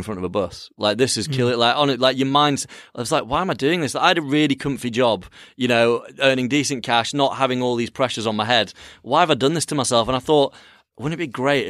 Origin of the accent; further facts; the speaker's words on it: Yorkshire and the Humber, United Kingdom; I'm a lad from Yorkshire